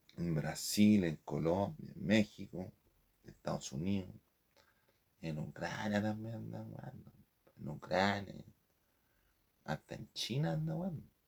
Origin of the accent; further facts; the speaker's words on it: Chile; aquí en Chile